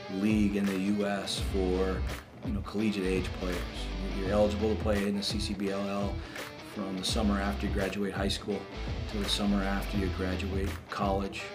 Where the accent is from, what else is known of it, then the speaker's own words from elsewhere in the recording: United States; being American